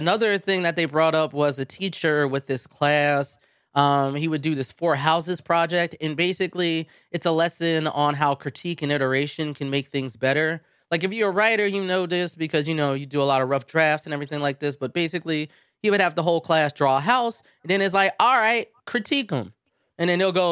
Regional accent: United States; I am an American

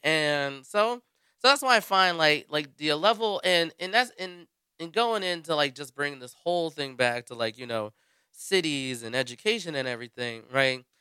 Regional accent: United States; being an American

